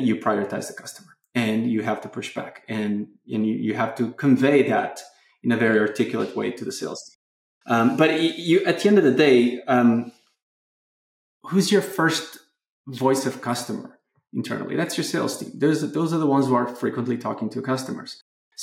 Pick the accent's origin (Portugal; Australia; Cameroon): Portugal; moved away; my home country, Portugal